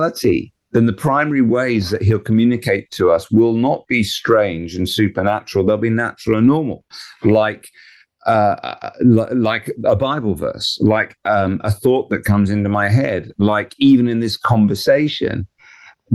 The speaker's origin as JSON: {"language": "English", "region": "England", "country": "United Kingdom", "said": "we're English"}